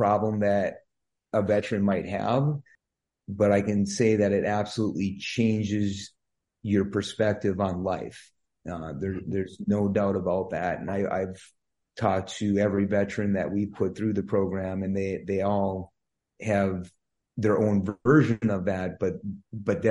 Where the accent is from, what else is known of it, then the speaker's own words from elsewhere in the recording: Ironwood, Michigan, United States; moved away as an adult; now in Wisconsin, United States; I'm from Ironwood, Michigan, which is up in the UP